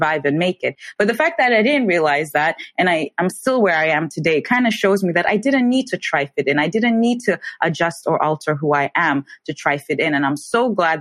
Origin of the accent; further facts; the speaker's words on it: Tanzania; now in Germany; growing up in Tanzania, I never faced any form of racism or discrimination